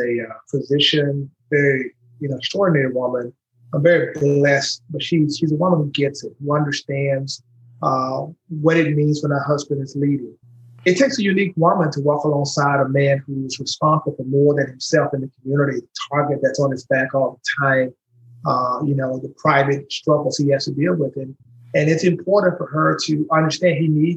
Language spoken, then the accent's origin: English; Shreveport, Louisiana, United States; moved away as an adult; now in Nashville, United States; I'm from Shreveport, Louisiana